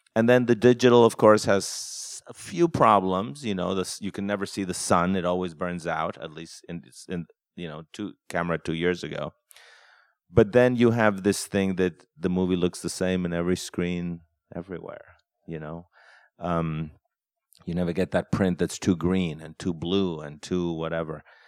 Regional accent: Mexico; moved away; growing up in Mexico

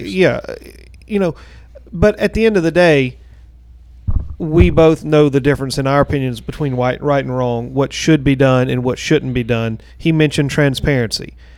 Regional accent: Gaffney, South Carolina, United States; now in Blythewood, United States; I grew up in Gaffney

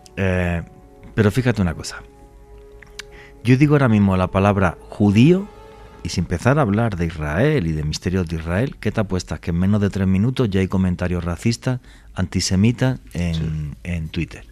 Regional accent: Spain; now in Colombia; Yo como europeo

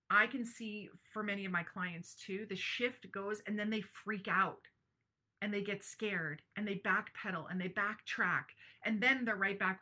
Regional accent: Brantford, Ontario, Canada; my hometown of Brantford, Ontario

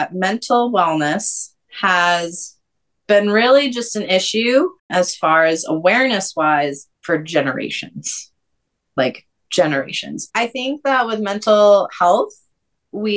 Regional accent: New Hampshire, United States; moved away as an adult; also born or lived in North Carolina / Georgia; born and raised in New Hampshire

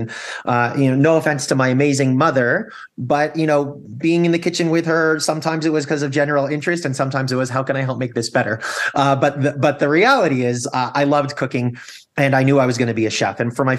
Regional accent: Toronto, Ontario, Canada; also born or lived in Chicago / Fort Worth / Anaheim; I had lived in Fort Worth, Texas, the People's Republic of Disney, otherwise known as Anaheim, California, Toronto, Canada, where I grew up and became a dual citizen

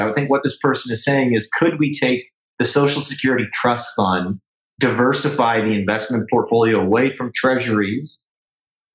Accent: Canada; as a Canadian

